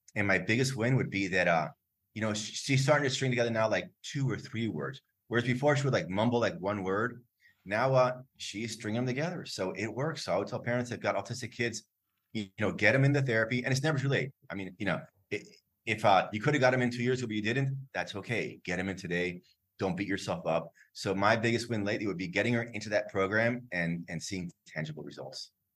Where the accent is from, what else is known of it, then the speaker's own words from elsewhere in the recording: Miami, Florida, United States; moved away as an adult; also born or lived in Lima, Peru; I was born in Florida, grew up in Miami, my parents are Cuban, so I speak Spanish